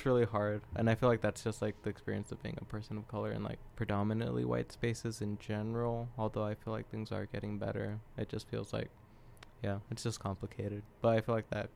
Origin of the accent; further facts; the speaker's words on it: Los Angeles, California, United States; I was like one of three people from